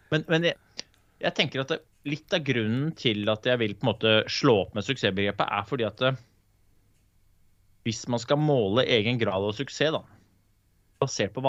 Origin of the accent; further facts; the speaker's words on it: Oslo, Norway; jeg kanskje ikke er norsk. Eh, jeg er født og oppvokst i Groruddalen, så jeg er sikkert påvirka andre kulturer.